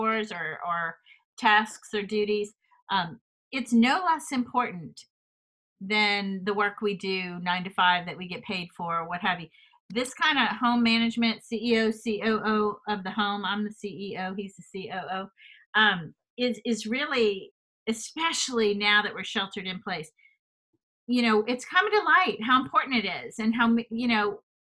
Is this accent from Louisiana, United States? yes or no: yes; Louisiana, United States; moved away; I'm from Louisiana originally.